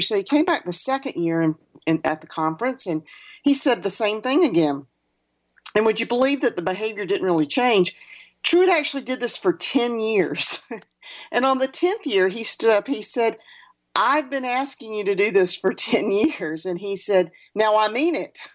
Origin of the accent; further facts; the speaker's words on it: the South, United States; growing up in the South